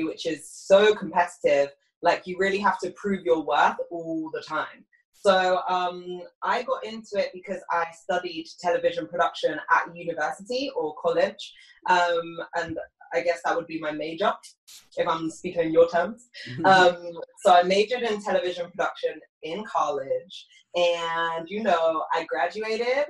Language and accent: English; United Kingdom; accent: British